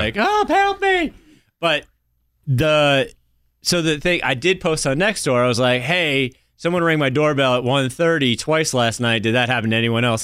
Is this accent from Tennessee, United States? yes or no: no; New Hampshire, United States; moved away; I grew up, you know, growing up in New Hampshire in the mountains